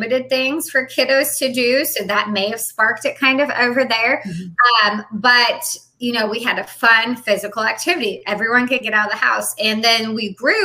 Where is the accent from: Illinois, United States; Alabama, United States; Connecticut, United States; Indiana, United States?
Illinois, United States; moved away as an adult; also born or lived in California / Japan / Hawaii; now in Jacksonville, North Carolina, United States; my hometown in Illinois